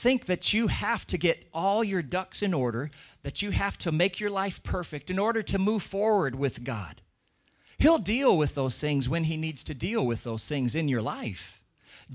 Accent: Washington, United States; Where I grew up in Washington State in America, you know, there'd be a lot of times where we'd have this really thick, heavy fog come

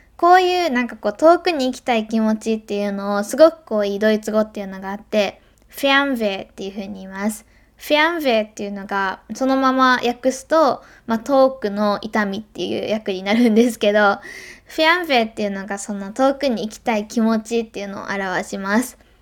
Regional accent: Hyogo, Japan; also born or lived in Germany; 兵庫ですよね、生まれ育った

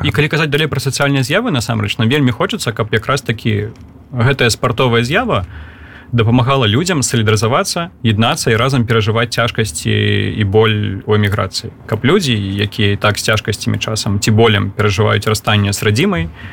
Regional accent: Belarus; мы беларусы

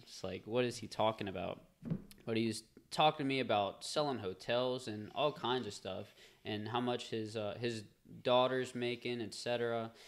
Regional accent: Covington, Louisiana, United States; also born or lived in Madisonville, Louisiana; I grew up in Covington, and I live in Madisonville now

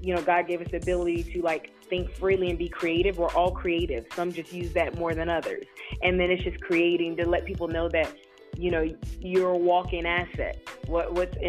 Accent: North Carolina, United States; moved away; I'm from North Carolina originally

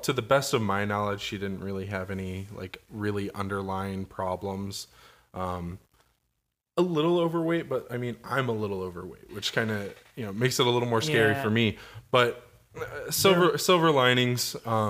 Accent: Springfield, Missouri, United States; born there; I was born in Cox Hospital, delivered by Dr. Dix, because that's just fucking hilarious, right?

